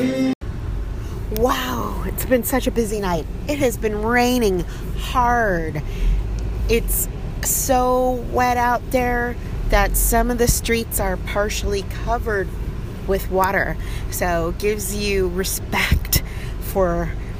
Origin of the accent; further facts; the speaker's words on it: United States; also born or lived in California; as an American living